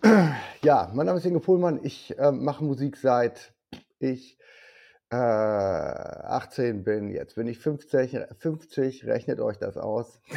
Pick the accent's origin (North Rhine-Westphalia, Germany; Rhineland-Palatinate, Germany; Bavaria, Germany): North Rhine-Westphalia, Germany; Rheda-Wiedenbrück; ich komme aus Reda Wiedenbrück, das ist bei Gütersloh